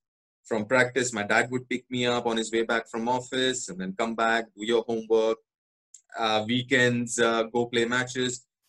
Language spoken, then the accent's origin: English; Kolkata, West Bengal, India; born there; because I was born here in Calcutta, so I qualify to play for Bengal